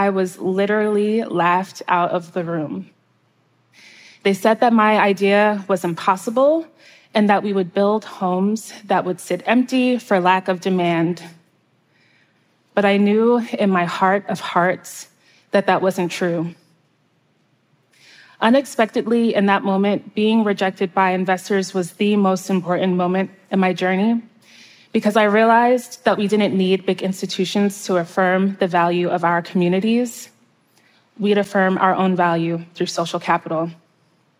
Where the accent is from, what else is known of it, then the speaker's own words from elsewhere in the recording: outskirts of New York City, United States; my hometown on the outskirts of New York City